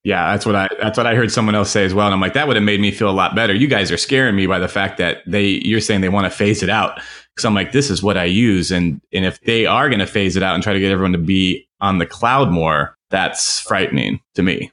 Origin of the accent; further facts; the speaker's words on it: Phoenix, Arizona, United States; also born or lived in New York; I'm from Phoenix